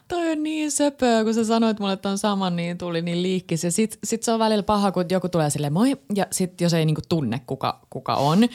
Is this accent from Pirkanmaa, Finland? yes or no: yes; Tampere, Pirkanmaa, Finland; mä oon Tampereelta